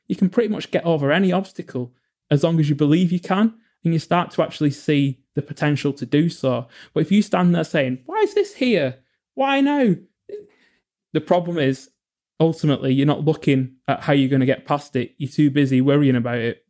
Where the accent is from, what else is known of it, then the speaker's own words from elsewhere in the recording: England, United Kingdom; I grew up in England